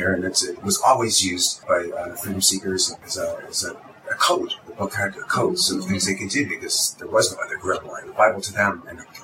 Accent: Glasgow, Scotland, United Kingdom; moved away; I was born in Glasgow

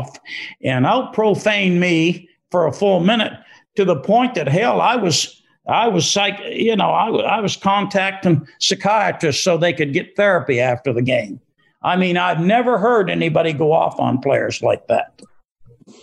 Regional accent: New England, United States; moved away; I'm from New England

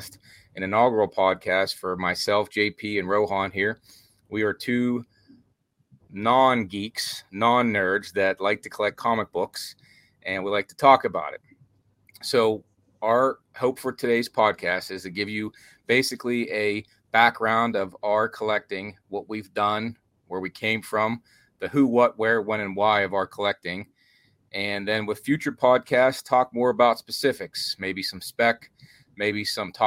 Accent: Pittsburgh, Pennsylvania, United States; I'm from Pittsburgh

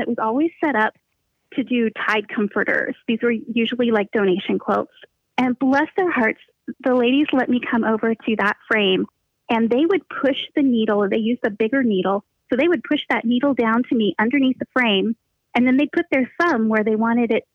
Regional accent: just outside Philadelphia, southeast Pennsylvania, United States; moved away as an adult; now in southwest Missouri, United States; I was born in Pennsylvania, southeast Pennsylvania, and we moved around quite a little bit when I was really little and then settled back in the same area of Pennsylvania, just outside Philadelphia. And that's basically where I went to school. So that's kind of where I was raised

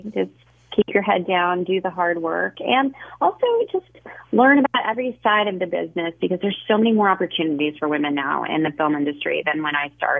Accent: Nashville, Tennessee, United States; We grew up in Nashville, Tennessee. So I was just, you know, running around in creeks, catching bugs and frogs and things like that with the other boys in the neighborhood.

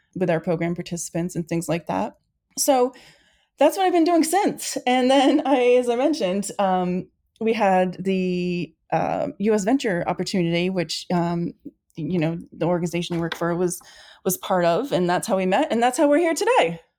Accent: Saco, Maine, United States; also born or lived in Western Massachusetts / Australia; I'm in Saco, Maine. I'm back in my hometown

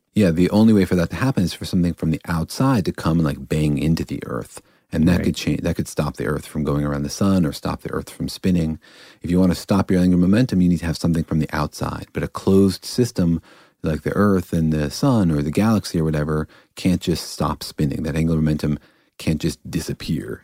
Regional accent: Iran; I'm from Iran.

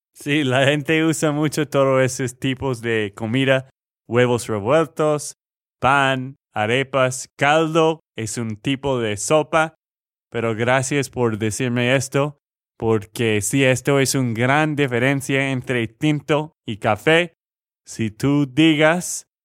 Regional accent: Texas, United States; de Texas, Estados Unidos

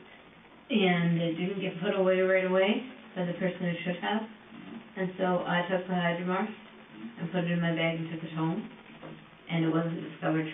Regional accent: Woodstock, Ontario, Canada; born and raised in Woodstock

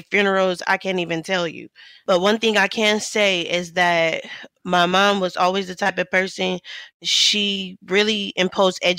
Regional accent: Los Angeles, California, United States; Growing up in South Central LA, my father grew up without his dad.

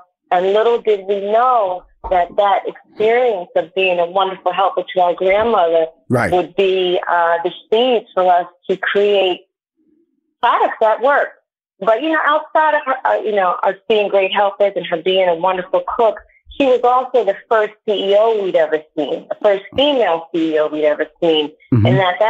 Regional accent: New York, United States; now in Miami, United States; So right now I'm calling from South Florida. I'm in Miami. I'm originally from New York, but I was able to get here.

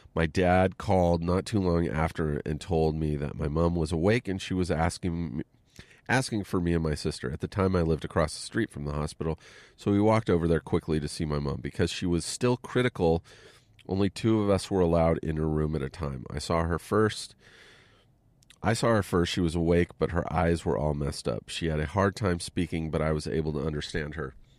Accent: Southern California, United States; also born or lived in Pennsylvania; I grew up here in Southern California, but I got sent to a military school in Pennsylvania

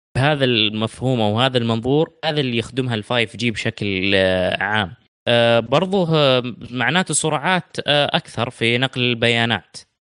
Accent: Saudi Arabia; عندنا في السعوديه

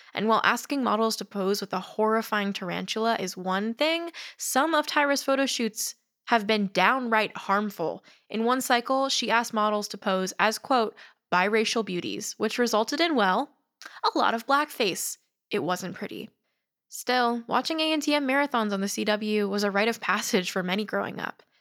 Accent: United States; I'm Chinese American

